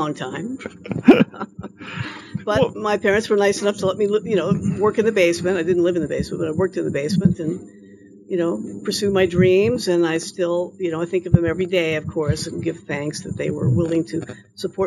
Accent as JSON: {"language": "English", "town": "Louisville", "region": "Kentucky", "country": "United States", "said": "I'm from Louisville"}